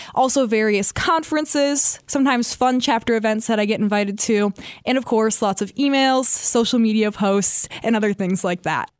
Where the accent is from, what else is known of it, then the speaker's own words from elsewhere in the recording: Albany, Wisconsin, United States; I'm from Albany, Wisconsin